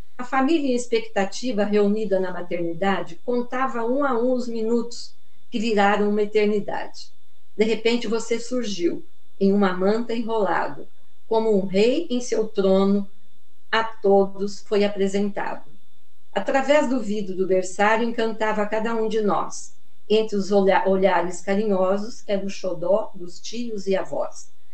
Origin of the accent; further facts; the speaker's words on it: Muzambinho, Minas Gerais, Brazil; moved away as an adult; now in São Paulo, Brazil; Eu sou natural de Muzambinho, Minas Gerais, e estou falando de São Paulo, capital, aqui na Vila Romana